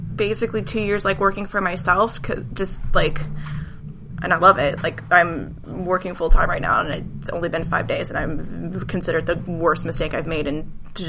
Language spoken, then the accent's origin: English; Midwest, United States; Like, growing up in the Midwest, like, everybody had about the same